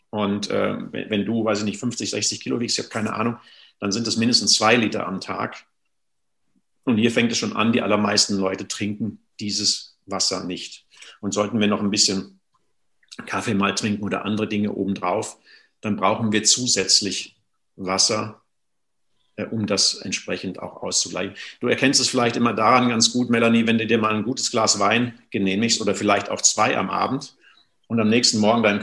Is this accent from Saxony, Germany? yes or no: no; North Rhine-Westphalia, Germany; ich komme aus dem Sauerland, gibt es noch schöne Quellen. Da habe ich so als Kind oft so bei uns in den Wäldern gespielt.